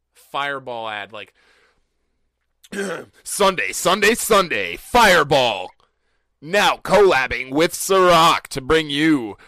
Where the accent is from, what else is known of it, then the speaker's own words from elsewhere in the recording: Rhode Island, United States; I'm not from the area at all. Like, okay. I'm from Rhode Island.